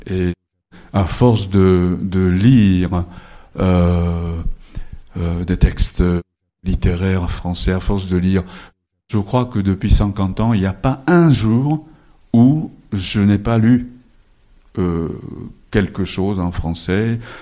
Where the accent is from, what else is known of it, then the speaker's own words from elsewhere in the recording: Japan; first language Japanese; French is a second language; je suis né au Japon de parents japonais. J'ai été scolarisé dans le système japonais.